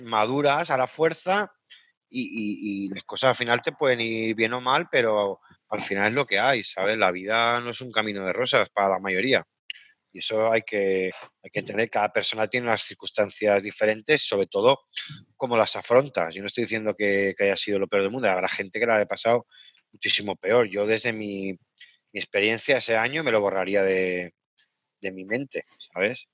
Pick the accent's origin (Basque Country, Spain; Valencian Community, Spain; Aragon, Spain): Aragon, Spain; Caspe; moved away as an adult; also born or lived in Liverpool / Horsham; now in England, United Kingdom; yo estaba trabajando de técnico de turismo en, Caspe, en mi pueblo